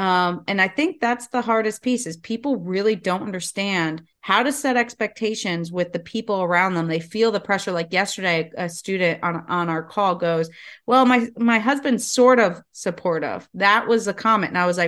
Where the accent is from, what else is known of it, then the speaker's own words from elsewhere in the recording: the South, United States; A hoot. I'm from the South.